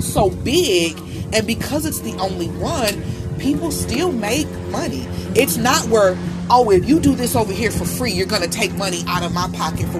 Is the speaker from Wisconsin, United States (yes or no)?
yes; Milwaukee, Wisconsin, United States; moved away; I'm from Milwaukee.